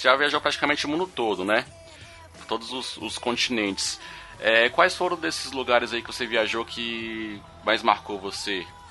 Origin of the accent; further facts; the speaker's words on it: Brasília, Federal District, Brazil; Eu, o Bruno e o X, nós somos de Brasília